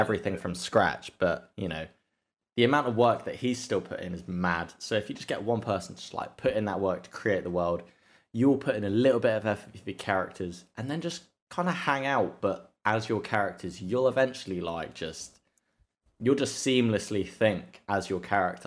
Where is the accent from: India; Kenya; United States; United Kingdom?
United Kingdom; England; I'm English